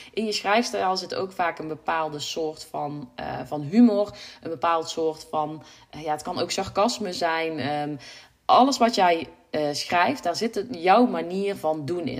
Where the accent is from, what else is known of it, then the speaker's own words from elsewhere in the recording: North Brabant, Netherlands; ik kom uit Brabant